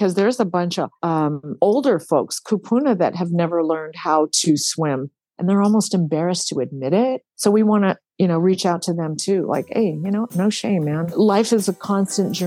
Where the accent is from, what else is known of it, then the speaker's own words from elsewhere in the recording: Hawaii, United States; growing up in Hawaii